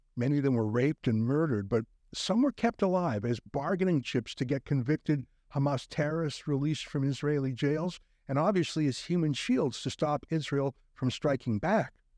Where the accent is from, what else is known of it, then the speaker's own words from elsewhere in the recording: Canada; we're Canadian